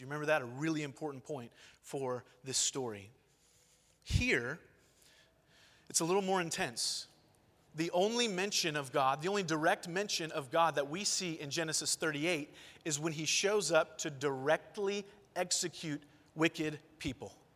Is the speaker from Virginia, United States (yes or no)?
no; Long Beach, California, United States; moved away; also born or lived in Georgia; I'm from Long Beach, California, Los Angeles County. I spent the first chunk of my life there